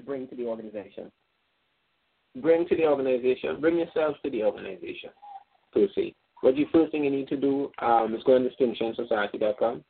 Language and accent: English; Trinidad & Tobago; moved away as an adult; now in United States; I'm from Trinidad and Tobago.